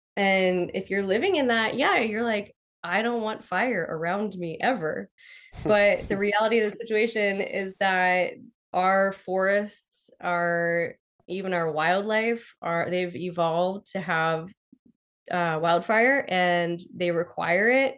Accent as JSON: {"language": "English", "region": "Pennsylvania", "country": "United States", "tie": "born or raised there", "said": "I grew up in Pennsylvania"}